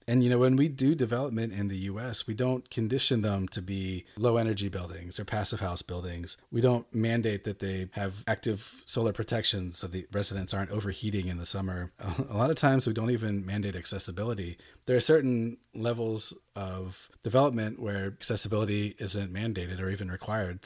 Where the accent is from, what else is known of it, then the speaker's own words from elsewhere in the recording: United States; moved away as an adult; also born or lived in Seattle; now in Germany; an American intern in two thousand three, two thousand four